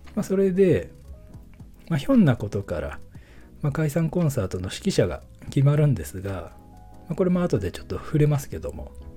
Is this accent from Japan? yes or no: yes; filming location of 'Taiyo to Bolero', Nagano, Japan; このロケ地が僕の地元でして、まあ、北アルプスの景観とか